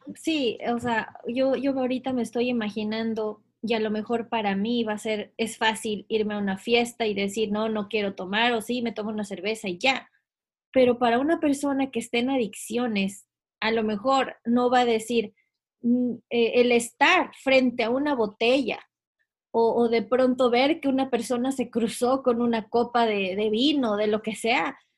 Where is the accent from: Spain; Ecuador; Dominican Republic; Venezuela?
Ecuador; moved away as an adult; yo soy de Ecuador y yo, recuerdo estar cuando tenía pues 17, 18 años, me iba a la universidad